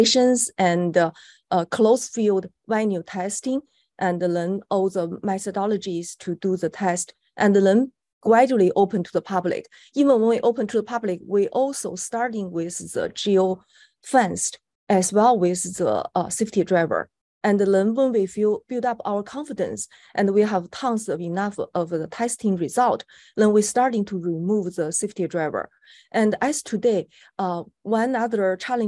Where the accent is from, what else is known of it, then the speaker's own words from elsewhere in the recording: China; moved away; I was born in China